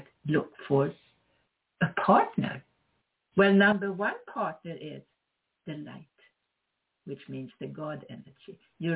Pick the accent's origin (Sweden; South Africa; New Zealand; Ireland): Sweden; moved away as an adult; now in United States; I am from Sweden, although I'm also an American citizen.